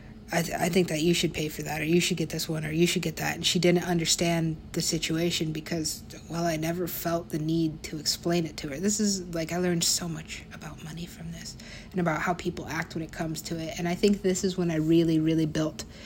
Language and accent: English; United States; also born or lived in Mexico